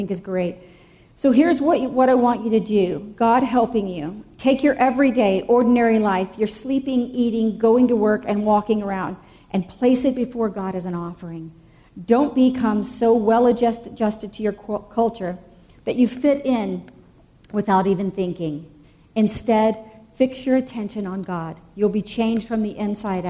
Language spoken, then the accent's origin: English; the South, United States; moved away; I grew up in the South, most of you know. And I grew up in the Bible Belt.